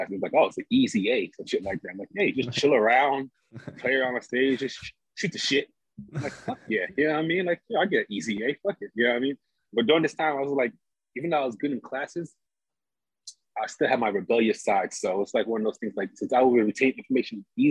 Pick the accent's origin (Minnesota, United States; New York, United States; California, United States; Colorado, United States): New York, United States; New York City; also born or lived in Montreal / Houston; I'm originally from Brooklyn